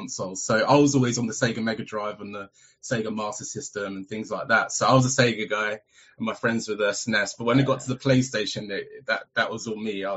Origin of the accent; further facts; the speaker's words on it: London, United Kingdom; I grew up in North London